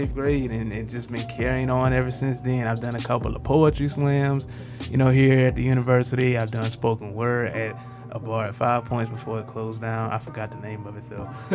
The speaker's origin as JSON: {"language": "English", "town": "Winnsboro", "region": "South Carolina", "country": "United States", "tie": "born or raised there", "said": "I'm actually from Winsboro, South Carolina. I went to Fairfield Central High School."}